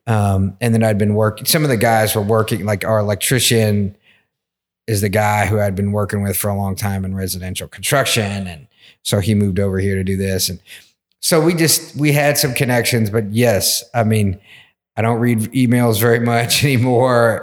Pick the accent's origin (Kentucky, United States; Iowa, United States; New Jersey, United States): Kentucky, United States; Versailles; also born or lived in Atlanta; I grew up in Versailles in Woodford County